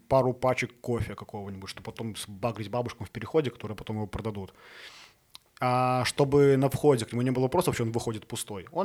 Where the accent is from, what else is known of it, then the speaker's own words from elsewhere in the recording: Smarhon, Grodno Region, Belarus; now in Minsk, Belarus; я, я родом из Сморгони.